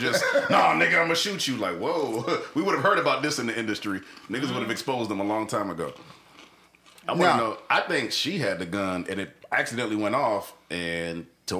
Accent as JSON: {"language": "English", "region": "Florida", "country": "United States", "said": "I'm from Florida."}